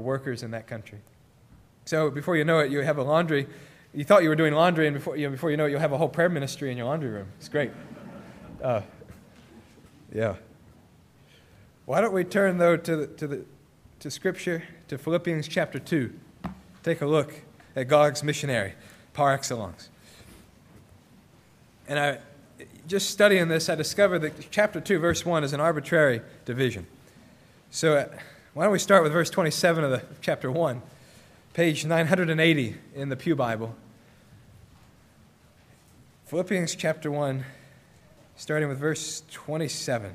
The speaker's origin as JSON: {"language": "English", "country": "United States", "also_born_or_lived": "Jordan", "moved": "yes", "said": "as an American, as a Westerner."}